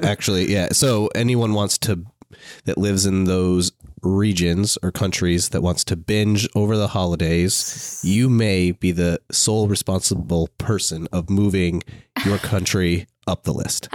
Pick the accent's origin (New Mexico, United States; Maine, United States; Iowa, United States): Maine, United States; I'm from Maine